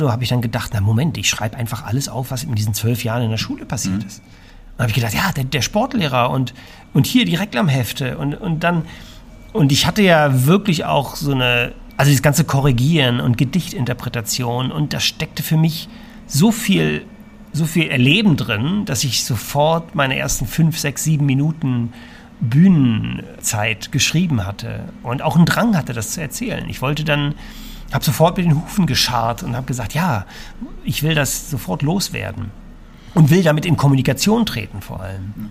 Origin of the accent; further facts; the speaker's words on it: Berlin, Germany; bin ich nach einem halben Jahr, wie gesagt, nach Berlin zurück. Wirklich also, noch mal, also da, wo ich herkomme.